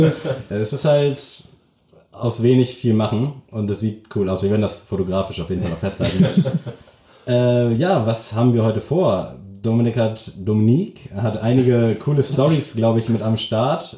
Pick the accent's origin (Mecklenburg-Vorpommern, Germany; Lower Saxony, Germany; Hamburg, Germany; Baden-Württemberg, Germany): Mecklenburg-Vorpommern, Germany; Lockwisch; now in Lübeck, Germany; ich komme tatsächlich aus Mecklenburg.